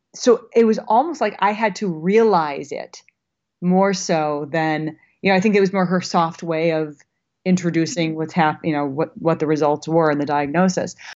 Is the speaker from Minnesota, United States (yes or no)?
yes; Minnesota, United States; now in Los Angeles, United States; I live in L A, but I'm from Minnesota, and I still have a lot of Minnesota girl in me